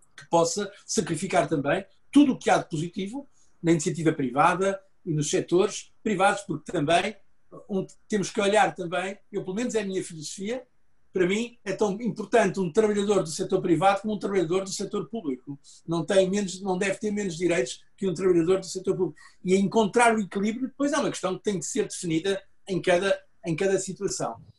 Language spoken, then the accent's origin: Portuguese; Portugal; eu sou português